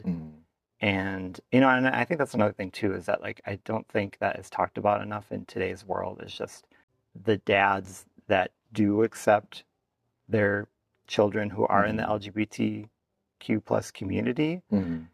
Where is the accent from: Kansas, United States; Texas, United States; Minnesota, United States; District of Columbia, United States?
Minnesota, United States; my dad works in St. Paul, about 75 miles away from my hometown